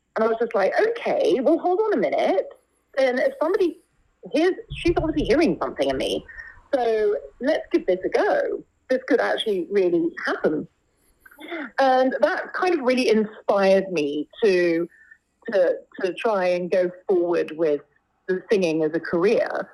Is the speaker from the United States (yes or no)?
no; London, United Kingdom; I was born and brought up here in London